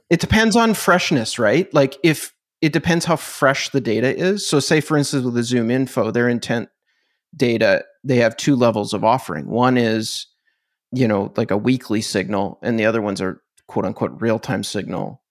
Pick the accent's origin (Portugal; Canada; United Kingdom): Canada; I'm Canadian